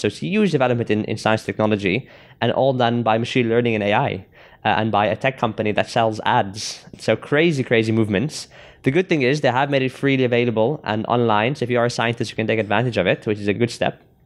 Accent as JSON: {"language": "English", "country": "South Africa", "said": "I'm from South Africa"}